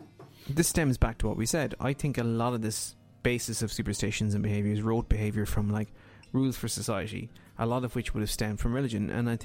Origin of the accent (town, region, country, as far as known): Ireland